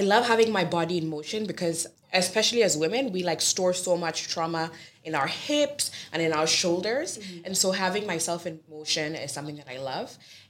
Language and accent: English; Kisumu, Kisumu County, Kenya; now in Brooklyn, United States; I was born and raised in Kisumu, Kenya, which is a beautiful, quaint city right on Lake Victoria.